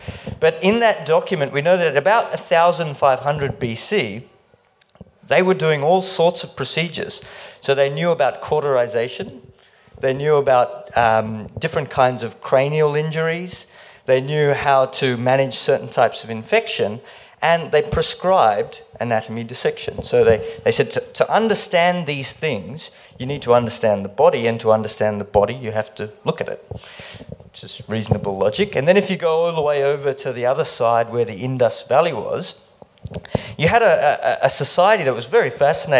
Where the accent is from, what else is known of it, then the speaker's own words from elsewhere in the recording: India; now in Melbourne, Australia; I'm Indian.